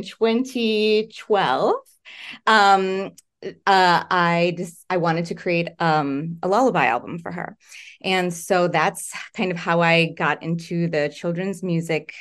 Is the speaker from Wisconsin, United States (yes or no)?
yes; Wisconsin, United States; now in Los Angeles, United States; I live in LA. I'm from Wisconsin